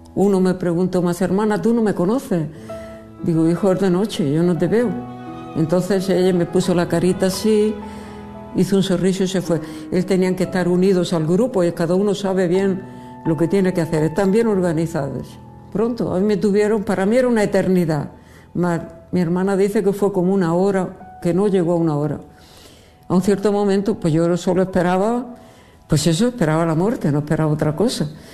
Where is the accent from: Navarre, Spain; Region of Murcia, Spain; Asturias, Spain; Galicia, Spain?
Region of Murcia, Spain; also born or lived in Madrid / Egypt; now in Mozambique; Yo soy murciana